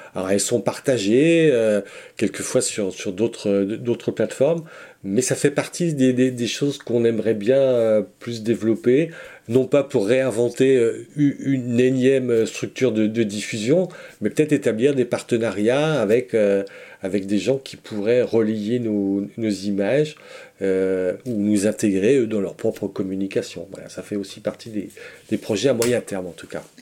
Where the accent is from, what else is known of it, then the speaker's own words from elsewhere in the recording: Breton, Brittany, France; on est breton, hein, donc on est répartis sur la Bretagne